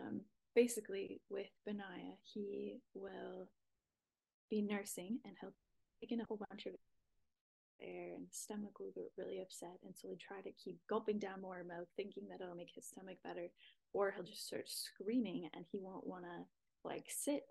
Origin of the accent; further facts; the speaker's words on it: Wisconsin, United States; now in Redding, United States; I live in Redding, California. I'm originally from Wisconsin, so I'm a Midwest girl at heart